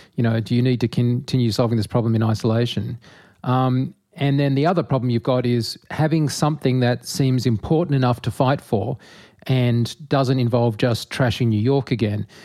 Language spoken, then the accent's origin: English; Australia; I'm an Australian